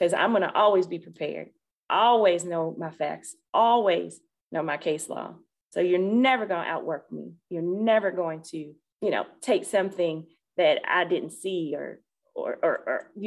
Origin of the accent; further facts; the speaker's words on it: Florida, United States; I'm from Florida. So we usually wear sandals and nothing closed toed